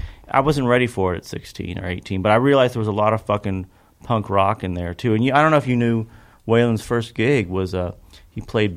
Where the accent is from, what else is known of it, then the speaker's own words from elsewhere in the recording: Kentucky, United States; growing up in Kentucky, it was kind of all there is.